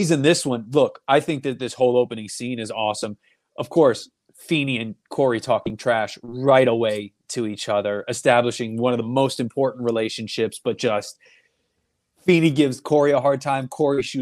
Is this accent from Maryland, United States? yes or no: no; Stamford, Connecticut, United States; I grew up in Stamford, Connecticut, right outside New York